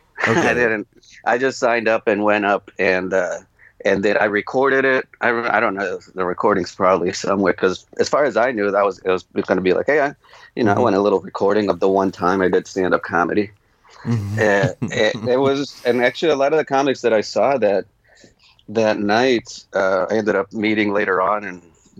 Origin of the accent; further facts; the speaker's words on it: New Jersey, United States; born there; also born or lived in Charlotte, North Carolina / South America; Well, I was born in Jersey, but I didn't start doing stand-up till I moved to Charlotte, North Carolina. And then in between that, I lived in South America for a long time, too.